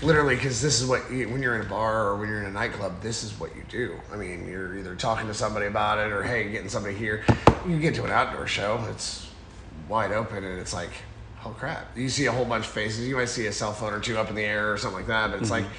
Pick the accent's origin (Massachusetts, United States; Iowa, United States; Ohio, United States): Iowa, United States; Burlington; I'm from Burlington.